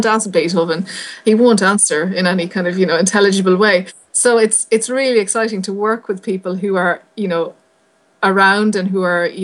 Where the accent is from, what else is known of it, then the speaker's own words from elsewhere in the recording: Galway, Connacht, Ireland; moved away as an adult; also born or lived in London; now in Manchester, United Kingdom; I'm from Galway.